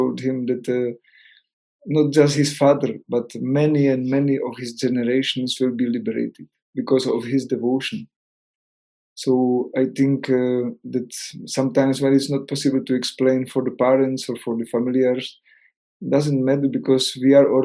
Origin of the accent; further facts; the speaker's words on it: Czechia; English is a second language; moved away as an adult; also born or lived in Spain; I am from Czech Republic, no, I am not from Spain. So I was living some time in Spain